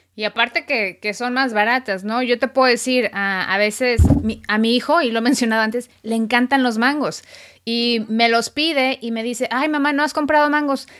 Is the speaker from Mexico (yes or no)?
yes; Mexico; now in United States; soy periodista mexicana, radicada en Estados Unidos